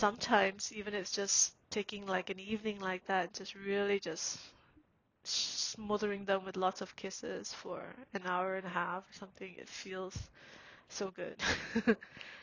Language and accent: English; Singapore; now in Canada; when I was growing up in Singapore